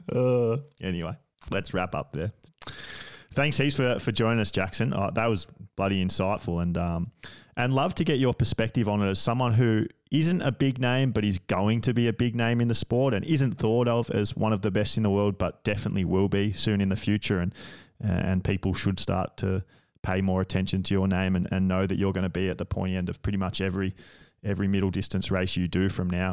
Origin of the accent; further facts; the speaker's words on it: Australia; I'm from Australia, and, like, beaches are just a massive part of our culture